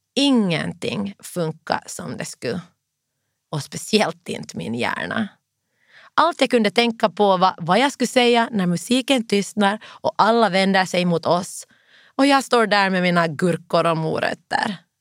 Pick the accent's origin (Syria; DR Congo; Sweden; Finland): Finland; now in London, United Kingdom; hemma i Finland